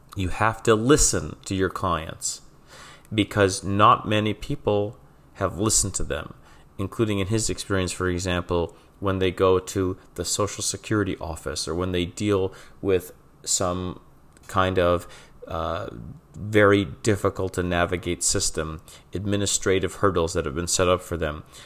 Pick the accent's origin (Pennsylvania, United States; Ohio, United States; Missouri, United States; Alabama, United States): Pennsylvania, United States; Trucksville; now in Philadelphia, United States; I'm originally from the Wilkes-Barre, Scranton area of Pennsylvania, specifically Truxville in Luzerne County